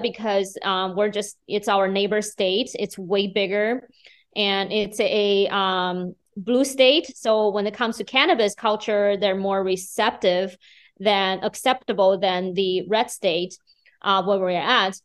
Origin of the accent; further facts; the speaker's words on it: Beijing, China; moved away as an adult; now in Fargo, United States; I'm originally from China, Beijing. I, uh, moved to Fargo in two thousand nine after I turned thirty.